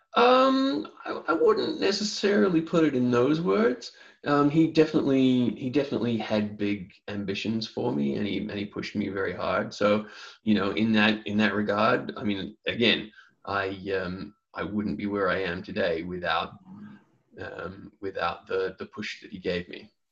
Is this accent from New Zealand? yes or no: yes; New Zealand; now in Los Angeles, United States; I'm originally from New Zealand